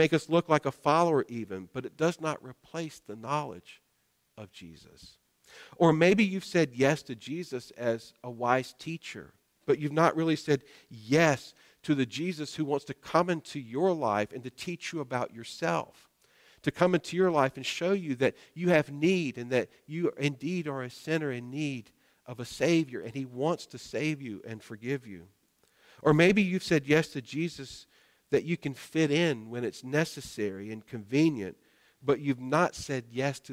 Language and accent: English; North Carolina, United States; I grew up in North Carolina